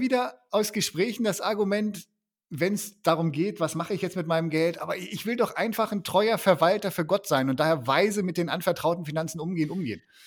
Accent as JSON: {"language": "German", "country": "Germany", "said": "wir als Deutsche"}